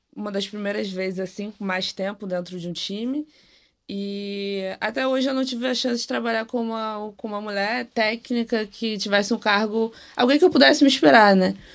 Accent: Rio de Janeiro, Brazil; tenho 25 anos, sou aqui do Rio de Janeiro

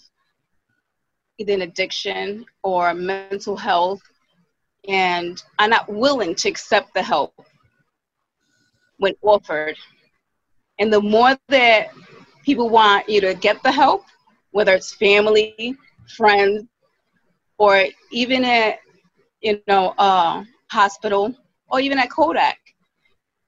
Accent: Providence, Rhode Island, United States; I'm from Providence, Rhode Island.

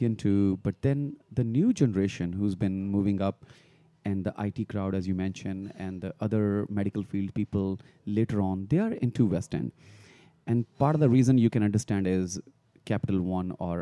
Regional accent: Punjab, India; moved away as an adult; now in Richmond, United States; Punjab is my home state

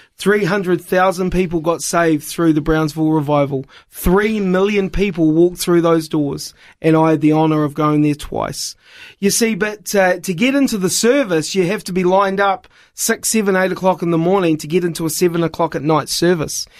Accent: New Zealand; moved away; also born or lived in Wollongong, Australia; I was born in New Zealand

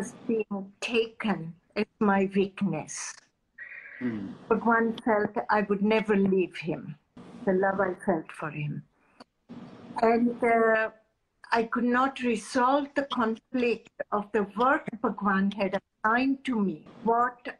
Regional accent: India; as an Indian mother

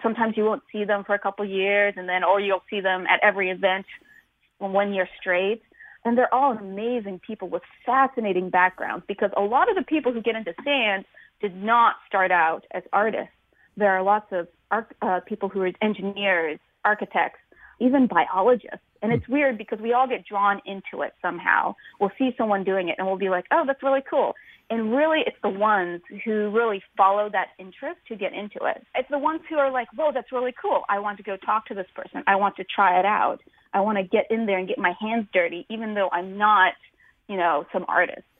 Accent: Tacoma, Washington, United States; I'm from the from Tacoma, mm-hmm. Washington, and we don't have sandy beaches

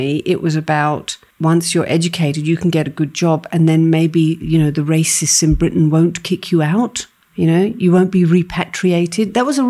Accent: India; For me, being Indian, what really comes out strongly, and this is me channeling my dad, and I, you know, I'm not ashamed of it.

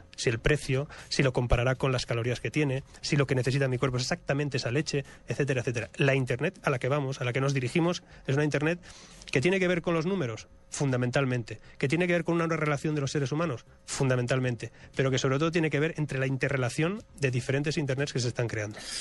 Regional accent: Spain; moved away as an adult; Yo vengo de España, yo vivo fuera de España hace muchos años

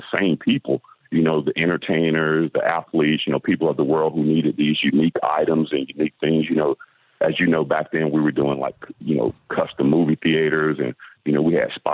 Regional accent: Atlanta, Georgia, United States; now in Florida, United States; I started in the fashion business back when I was 15 years old, growing up in Atlanta, you know, in the southern part of the States

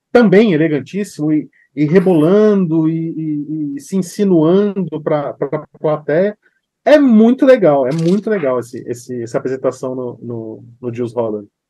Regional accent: São Paulo, Brazil; Eu sou de São Paulo

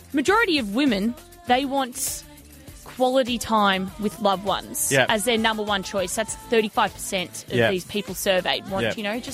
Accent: Melbourne, Victoria, Australia; moved away; To go to high school back in Melbourne, I had to catch a train every day

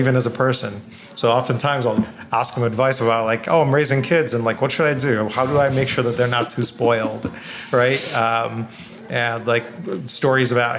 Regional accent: Bangladesh; moved away; I grew up in Bangladesh

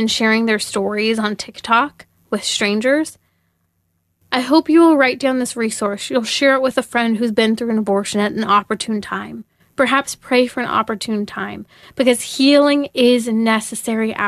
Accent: California, United States; my home state, such as California

